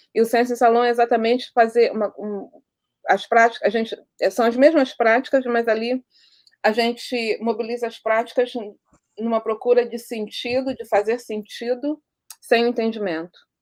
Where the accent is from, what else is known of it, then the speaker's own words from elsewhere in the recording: Rio de Janeiro, Brazil; onde eu cresci na Vila Aliança